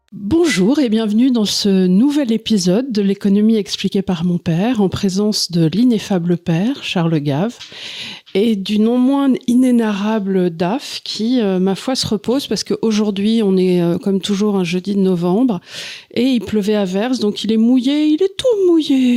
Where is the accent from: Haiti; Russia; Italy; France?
France; on est français